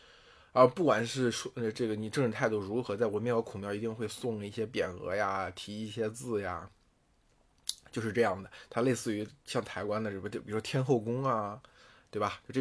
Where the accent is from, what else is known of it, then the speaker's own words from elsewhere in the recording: Henan, China; moved away as an adult; also born or lived in Beijing; 因为我是从河南考出来的嘛